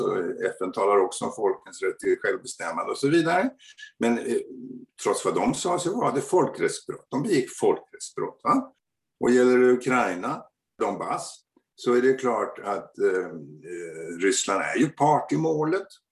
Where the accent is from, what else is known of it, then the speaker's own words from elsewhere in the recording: Sweden; Vi fina svenskar